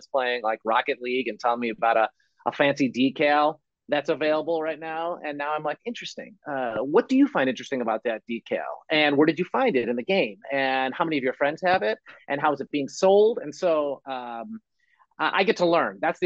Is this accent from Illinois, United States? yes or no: yes; Chicago, Illinois, United States; I grew up in Chicago